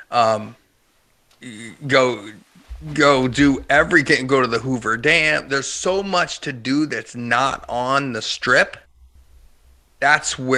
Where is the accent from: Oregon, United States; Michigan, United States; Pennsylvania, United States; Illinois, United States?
Pennsylvania, United States; Hershey; Oh, I grew up in Hershey, Pennsylvania, Chocolate Town, USA.